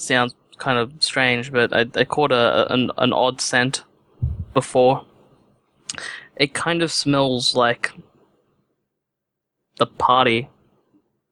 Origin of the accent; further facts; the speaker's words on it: Australia; I was being Australian